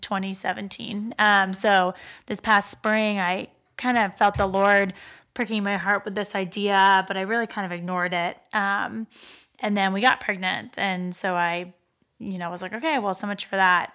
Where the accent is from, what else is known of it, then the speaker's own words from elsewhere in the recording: Pittsburgh, Pennsylvania, United States; moved away as an adult; now in Dayton, United States; I grew up in Pittsburgh and came here to go, um, to school at the University of Dayton